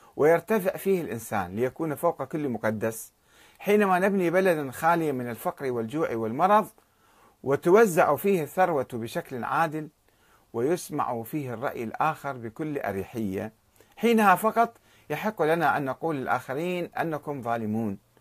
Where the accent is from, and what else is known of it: Iraq